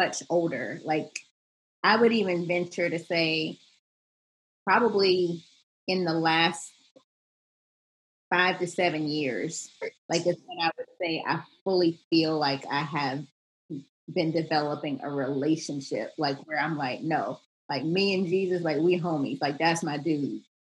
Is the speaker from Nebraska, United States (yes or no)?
no; Charlotte, North Carolina, United States; I'm from the South. I'm from Charlotte, North Carolina. And so we were at church all the time, like grew up in like the youth choir